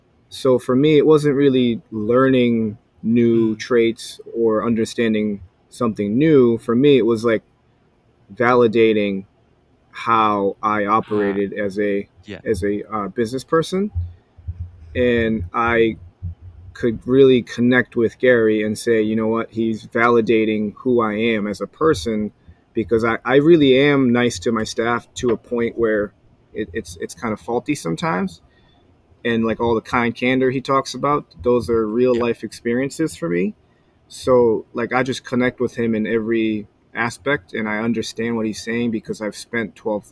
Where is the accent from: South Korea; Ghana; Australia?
South Korea; Like, he came from Belarus. I came from Korea. Family business.